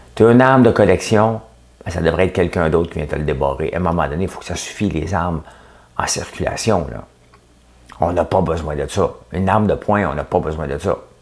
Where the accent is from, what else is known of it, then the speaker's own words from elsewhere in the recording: Quebec, Canada; Je suis québécois